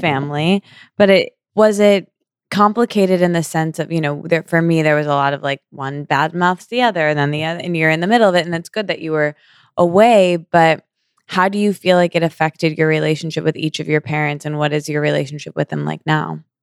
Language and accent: English; Midwest, United States; moved away as an adult; now in New York, United States; I was Midwestern